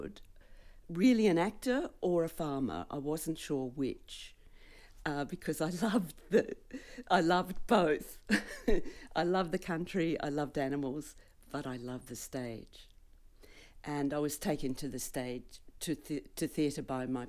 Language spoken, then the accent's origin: English; Melbourne, Victoria, Australia; also born or lived in England; I was born and bred in Melbourne and went to school here and went to Melbourne University